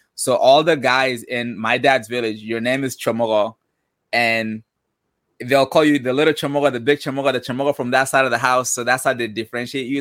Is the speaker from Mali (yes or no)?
yes; Mali; now in United States; Born and raised in West Africa, Mali